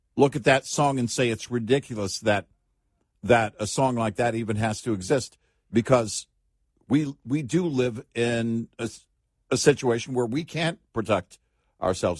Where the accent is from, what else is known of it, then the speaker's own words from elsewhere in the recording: Texas, United States; as a Texan